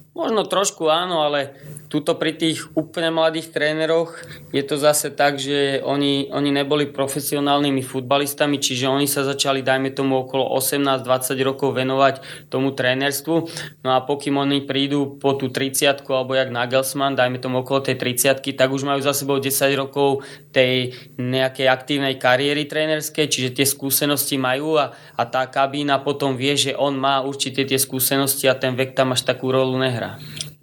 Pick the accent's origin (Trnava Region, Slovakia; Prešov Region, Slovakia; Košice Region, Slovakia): Trnava Region, Slovakia; Trnava; tým, že som Trnavčan, vedel som čo by sme mohli v tej Trnave zmeniť